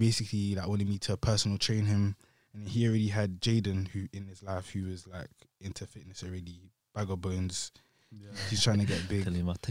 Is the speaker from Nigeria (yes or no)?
no; London, United Kingdom; I'm from South London.